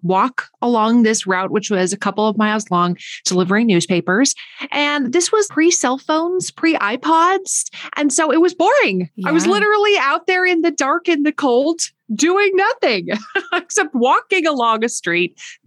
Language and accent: English; northern Minnesota, United States; I grew up in northern Minnesota, where it's very, very cold